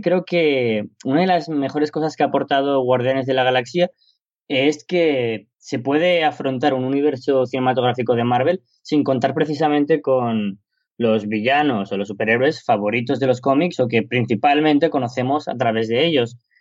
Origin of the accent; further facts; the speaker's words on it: Spain; en mi país, en España